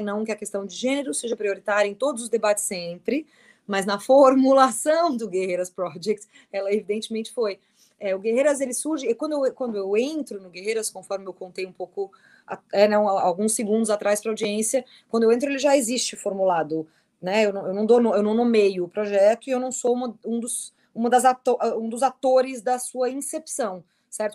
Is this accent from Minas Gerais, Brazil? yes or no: no; Criciúma, Santa Catarina, Brazil; moved away as an adult; also born or lived in London; eu sou de Criciúma